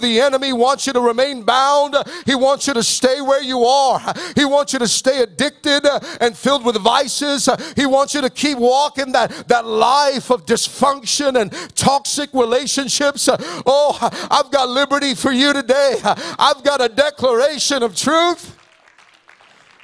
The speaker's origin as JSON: {"language": "English", "country": "Philippines", "said": "So I'm Filipino."}